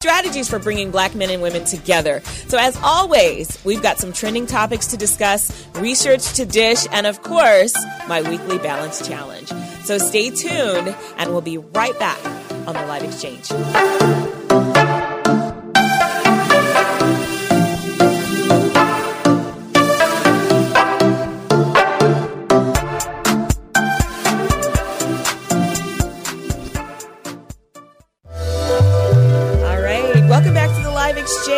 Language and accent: English; California, United States; moved away; I was born and raised in California.